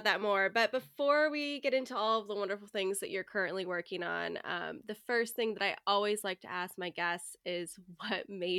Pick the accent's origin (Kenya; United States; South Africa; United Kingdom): United Kingdom; England; I gave them my brightest smile and said … from England.